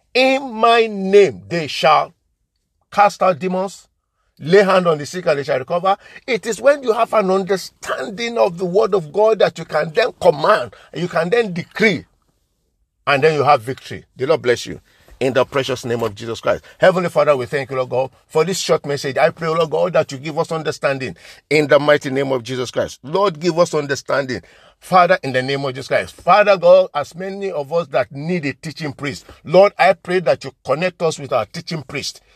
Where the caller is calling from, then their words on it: London, United Kingdom; I'm coming from Liberty Arts Ministry, London in United Kingdom